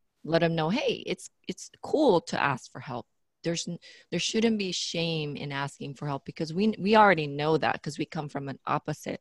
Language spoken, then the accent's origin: English; Philippines; being the Filipino that I am, we have this cultural thing